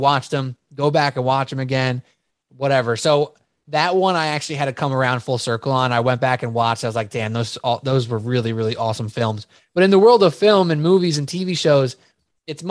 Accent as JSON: {"language": "English", "town": "New York City", "region": "New York", "country": "United States", "moved": "yes", "lives_now": "New Jersey, United States", "said": "I'm from Staten Island."}